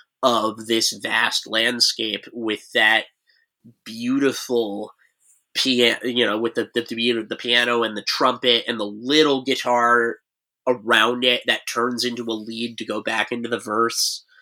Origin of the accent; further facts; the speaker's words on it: Montclair, New Jersey, United States; A lot of me listening to that record is me biking around the cul-de-sac that I grew up in Montclair, because that would have been, I got that record right before we moved into the city.